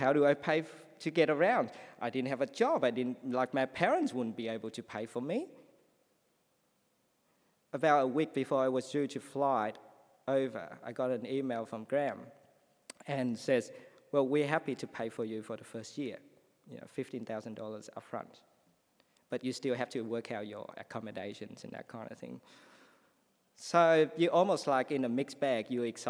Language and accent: English; Vietnam; English is a second language; moved away as an adult; also born or lived in Sydney, Australia; now in Australia; I came from Vietnam.